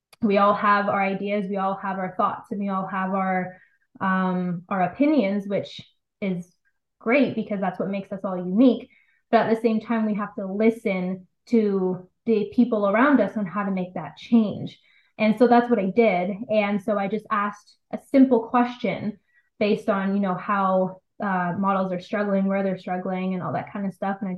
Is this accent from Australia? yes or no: no; London, Ontario, Canada; now in Toronto, Canada; It all started actually in London, Ontario. I was born and raised in London. I'm in Toronto now.